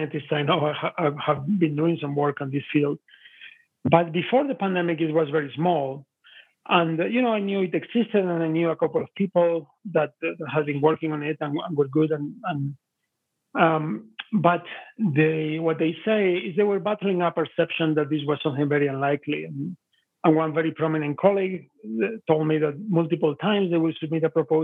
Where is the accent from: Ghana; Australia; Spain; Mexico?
Spain; moved away; I'm originally from Spain, and I have some friends from northern Italy from the time I was living in Spain.